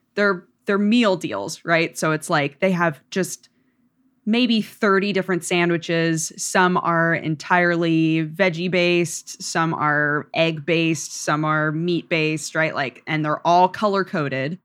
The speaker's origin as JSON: {"language": "English", "region": "Oregon", "country": "United States", "tie": "born or raised there", "said": "I grew up in Oregon"}